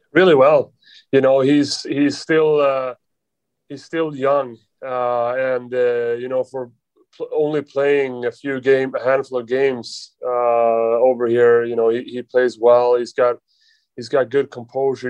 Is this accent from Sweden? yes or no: yes; Sweden; English is a second language; moved away as an adult; now in New York, United States; we're both from Sweden